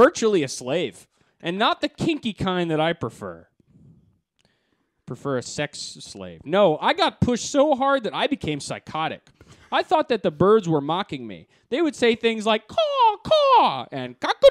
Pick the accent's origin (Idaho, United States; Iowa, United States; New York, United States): New York, United States; Syracuse; I did a couple open mics in my hometown of Syracuse